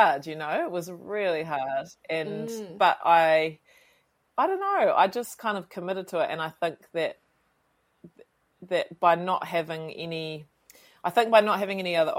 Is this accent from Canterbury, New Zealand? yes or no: no; Westport, West Coast, New Zealand; moved away; I grew up on a farm outside of about 10 k's outside of Westport at a tiny little place called Cape Falwind